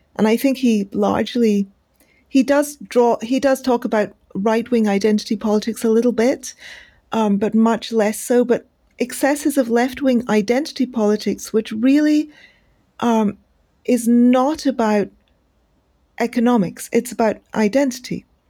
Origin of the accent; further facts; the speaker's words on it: India; as an Indian